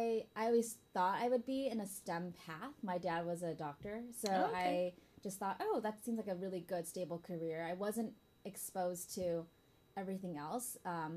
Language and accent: English; Michigan, United States; now in San Francisco, United States; From Michigan.